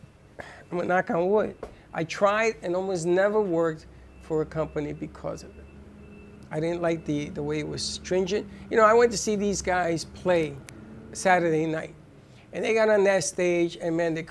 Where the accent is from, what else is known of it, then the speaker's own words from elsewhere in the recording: New York City, New York, United States; I'm a kid from the Bronx. I grew up in the Bronx